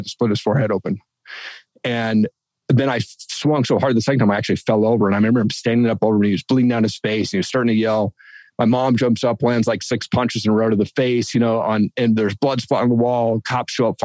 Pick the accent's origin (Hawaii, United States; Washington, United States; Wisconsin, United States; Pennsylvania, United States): Washington, United States; Eastern; I grew up in Eastern Washington